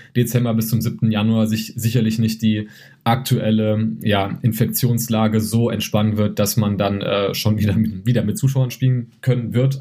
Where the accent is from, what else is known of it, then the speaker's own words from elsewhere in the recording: Gießen, Hesse, Germany; ich komme ja aus Gießen, wohne ja in Gießen